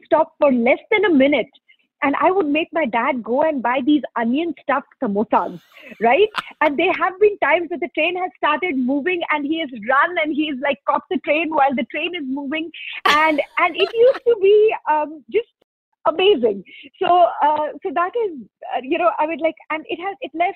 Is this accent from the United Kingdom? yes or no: no; eastern India, India; moved away as an adult; now in United States; growing up in India, we used to live in Eastern India